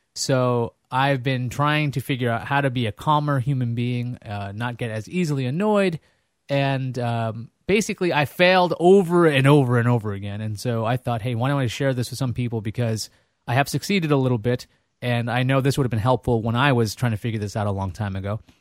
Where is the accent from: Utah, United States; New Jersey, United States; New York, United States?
New York, United States; New York City; moved away as an adult; also born or lived in Boston / Connecticut / Vermont; I grew up in Queens